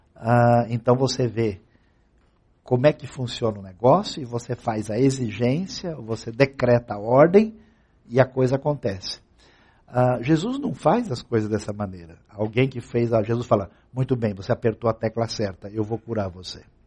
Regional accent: Brazil

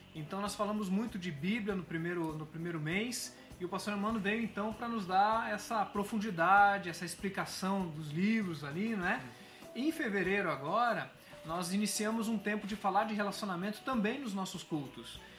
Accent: Curitiba, Paraná, Brazil; Eu sou de Curitiba, sou do Paraná, mas o meu pai é baiano

